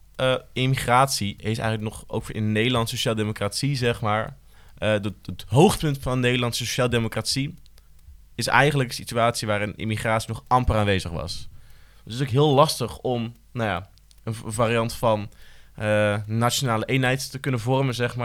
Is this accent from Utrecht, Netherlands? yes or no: yes; Utrecht, Netherlands; Ik voel me Utrechter